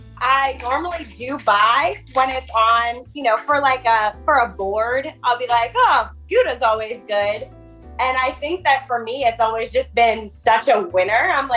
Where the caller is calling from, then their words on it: Annapolis, Maryland, United States; I am a preschool teacher calling from Annapolis, Maryland.